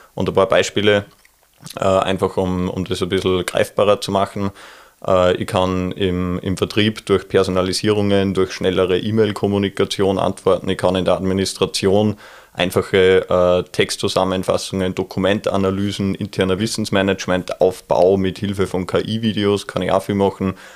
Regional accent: Neustift im Mühlkreis, Upper Austria, Austria; das tiefe Müllviertel, wo ich herkomme aus Neustift

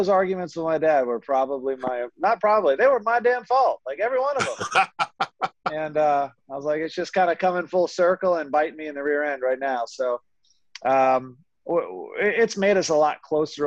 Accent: Philadelphia, Pennsylvania, United States; I grew up in the Philadelphia area, knew some great teachers in Philly

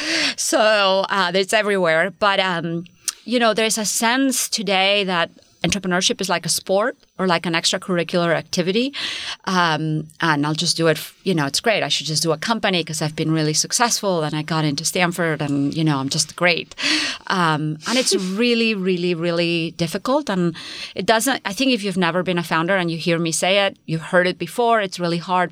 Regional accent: Spain; now in United States; Spain, I come from Spain

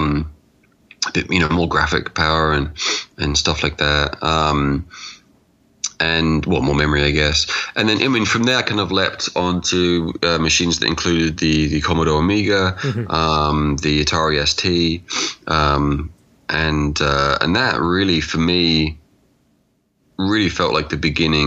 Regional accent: England, United Kingdom; I'm from England

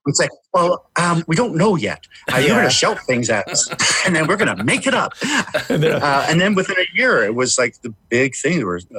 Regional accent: Vancouver, British Columbia, Canada; I grew up in Vancouver, which is also a beautiful city.

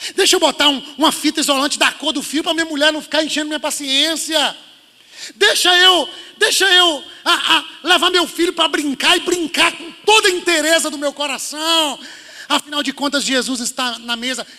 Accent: Minas Gerais, Brazil; moved away; Eu sou mineiro

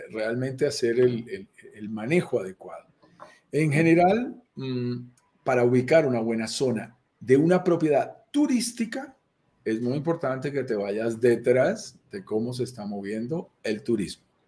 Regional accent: Colombia; accent: Colombian; also born or lived in Bogotá; Vivo en Bogotá, Colombia, me sientes mi acento colombiano

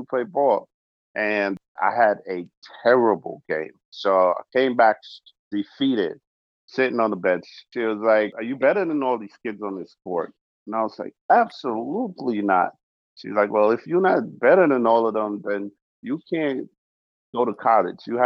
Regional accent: Georgetown, Demerara-Mahaica, Guyana; moved away; I was born in South America, Georgetown, Guyana

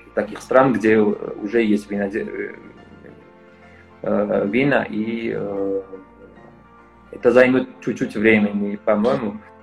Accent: Georgia; also born or lived in France; Родился в Ерас в Грузии, э, учился во Франции и вернулся работать еще раз в Грузии

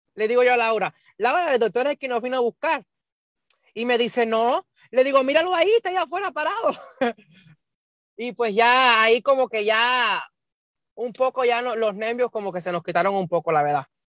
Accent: Cuba; moved away as an adult; now in Nebraska, United States; yo soy de, nací en Cuba, vivo en Estados Unidos hace 10 años y vivo en el estado de Nebraska

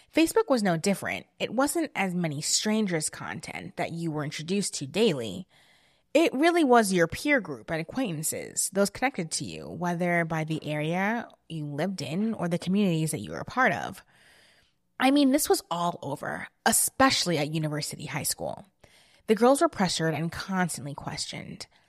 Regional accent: New Jersey, United States; I grew up in New Jersey

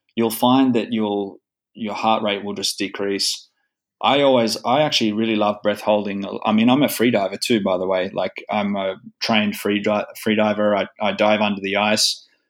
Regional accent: Sydney, New South Wales, Australia; moved away as an adult; now in Espoo, Finland; I was born in Manly, in, so which is just down the road from uh, Bondi

